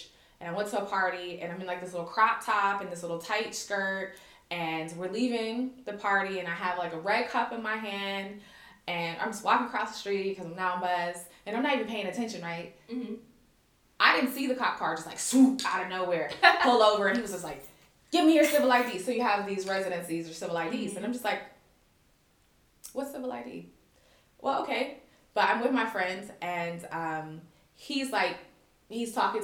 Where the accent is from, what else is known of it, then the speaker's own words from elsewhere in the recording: United States; moved away as an adult; now in Kuwait; I'm American